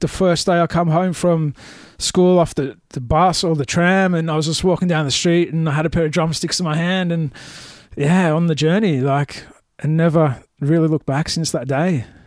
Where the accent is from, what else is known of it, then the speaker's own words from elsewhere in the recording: Melbourne, Victoria, Australia; Melbourne, Melbourne boy, my entire life.